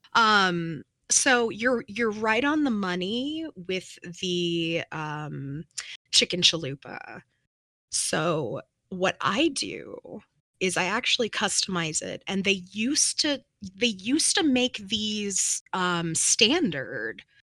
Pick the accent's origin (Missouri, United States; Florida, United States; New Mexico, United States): New Mexico, United States; I come from New Mexico